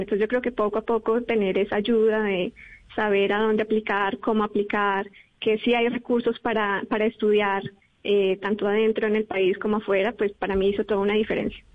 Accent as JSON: {"language": "Spanish", "region": "Bogotá", "country": "Colombia", "also_born_or_lived": "Europe", "moved": "as an adult", "said": "soy del Colegio INAM de Kennedy y allí estuve en un grupo de astronomía"}